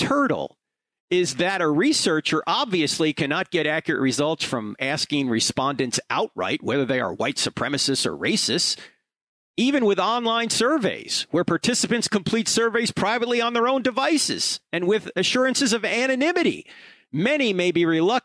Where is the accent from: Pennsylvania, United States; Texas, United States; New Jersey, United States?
New Jersey, United States; I grew up in New Jersey